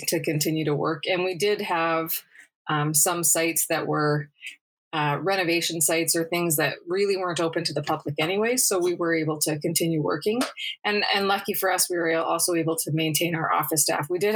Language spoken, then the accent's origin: English; Brandon, Manitoba, Canada; also born or lived in Sydney / Salt Lake City; my hometown of Brandon, Manitoba